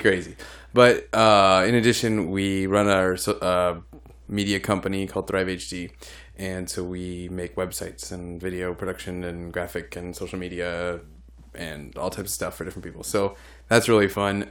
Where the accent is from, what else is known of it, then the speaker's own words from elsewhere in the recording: Illinois, United States; I'm from Illinois